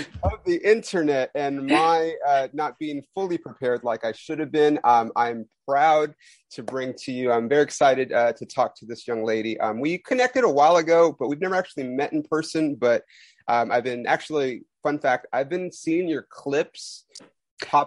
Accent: Los Angeles, California, United States; someone like myself who grew up

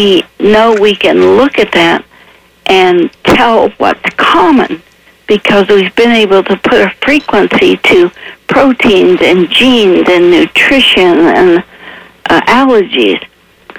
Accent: Appalachia, United States; I was raised in Appalachia with no electricity

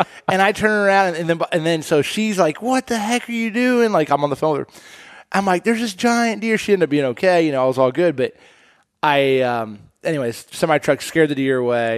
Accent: Indianapolis, Indiana, United States; I grew up in Indianapolis, Indiana.

